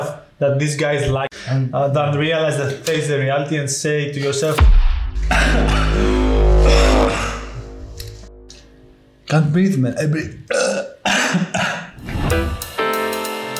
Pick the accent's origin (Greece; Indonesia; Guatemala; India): Greece; now in London, United Kingdom; I'm from Greece. I live in London now